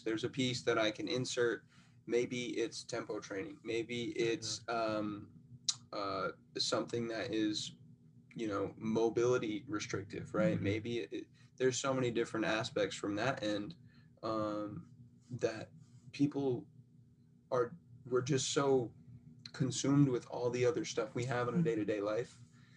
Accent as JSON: {"language": "English", "region": "Rhode Island", "country": "United States", "tie": "born or raised there", "moved": "yes", "said": "I grew up in Rhode Island"}